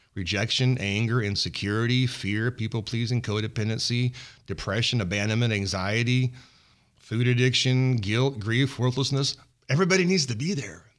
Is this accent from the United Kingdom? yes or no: no; Kingsburg, California, United States; since coming home, back to my hometown in Kingsburg